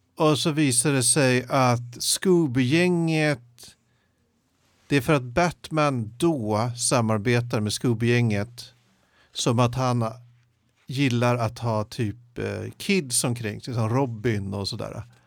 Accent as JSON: {"language": "Swedish", "town": "Jakobsberg", "region": "Stockholm County", "country": "Sweden", "tie": "born or raised there", "said": "när jag växte upp i Jakobsberg"}